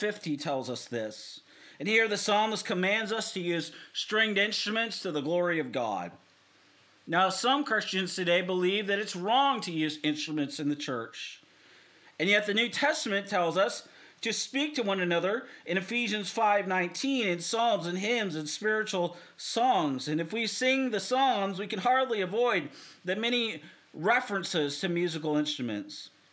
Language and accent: English; Seattle, Washington, United States; now in Southern Oregon, United States; I'm from, born and raised in Seattle. I live here in Southern Oregon